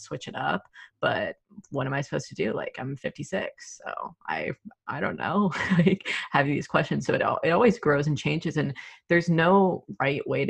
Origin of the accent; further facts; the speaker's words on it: the South, United States; moved away as an adult; also born or lived in Georgia / Los Angeles; growing up in the South